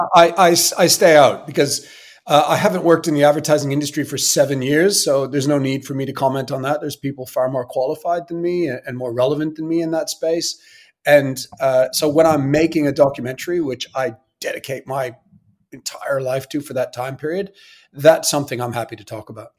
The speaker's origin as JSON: {"language": "English", "town": "Sydney", "region": "Nova Scotia", "country": "Canada", "tie": "born or raised there", "said": "I was born in Sydney, Nova Scotia"}